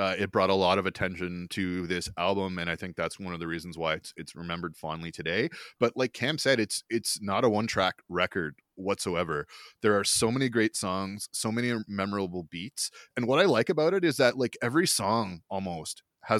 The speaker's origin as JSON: {"language": "English", "region": "Ontario", "country": "Canada", "tie": "born or raised there", "said": "And where I grew up in Ontario, that was the difference between middle school and high school."}